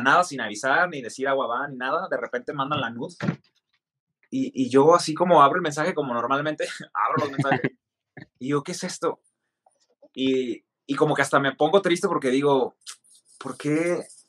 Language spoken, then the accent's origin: Spanish; Mexicali, Baja California, Mexico; soy mexicano de Baja California, de Mexicali